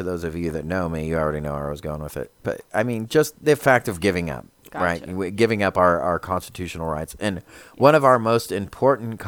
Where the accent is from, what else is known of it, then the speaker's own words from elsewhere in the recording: United States; as an American